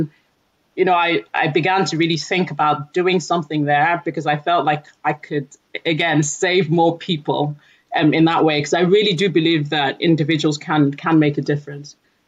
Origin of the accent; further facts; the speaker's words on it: Nigeria; also born or lived in United Kingdom; So I'm originally from Nigeria. I've lived approximately half of my life in the UK, half of my life in Nigeria